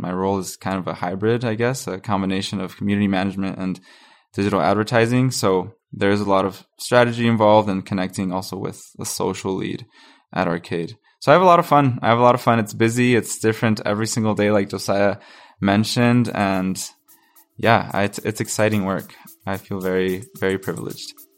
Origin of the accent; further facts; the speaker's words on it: Panama; now in Calgary, Canada; I'm from Panama. I, I'm not from, from Calgary, but my family moved here in twenty eleven